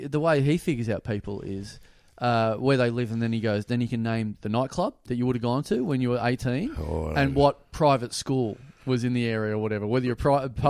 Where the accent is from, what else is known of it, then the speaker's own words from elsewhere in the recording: Maryborough, Australia; moved away; I just went back to my hometown the other day, Maryborough.